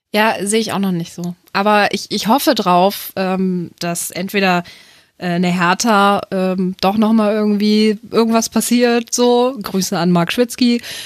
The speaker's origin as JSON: {"language": "German", "town": "Hanover", "region": "Lower Saxony", "country": "Germany", "said": "Ich komme aus Hannover"}